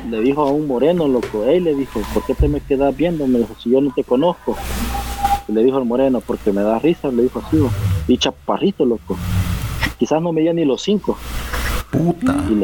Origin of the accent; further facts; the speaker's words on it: El Salvador; no, que yo soy de Salvador, no